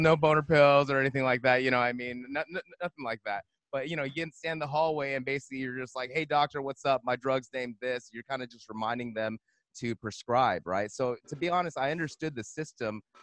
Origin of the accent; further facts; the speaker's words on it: Monterey Park, California, United States; I'm from California. I'm from Los Angeles.